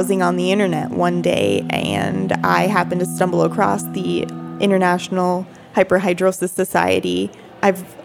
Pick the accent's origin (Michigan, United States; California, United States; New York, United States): Michigan, United States; Upper Peninsula of; We are both from the Upper Peninsula of Michigan